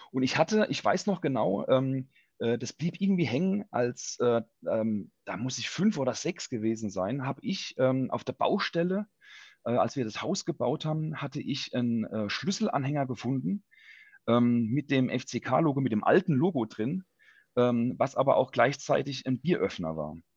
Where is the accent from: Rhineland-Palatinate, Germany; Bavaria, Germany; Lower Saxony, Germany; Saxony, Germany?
Rhineland-Palatinate, Germany; Ludwigshafen; ich bin geboren, aufgewachsen in Ludwigshafen